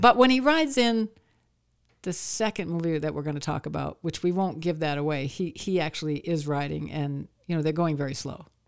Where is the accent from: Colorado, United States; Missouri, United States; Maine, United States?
Maine, United States; moved away; also born or lived in Nashville; I grew up in Maine